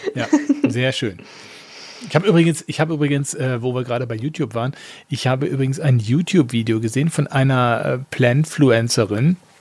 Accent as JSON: {"language": "German", "town": "Essen", "region": "North Rhine-Westphalia", "country": "Germany", "tie": "born or raised there", "moved": "yes", "said": "Da habe ich mir da meine Geburtsstadt besucht"}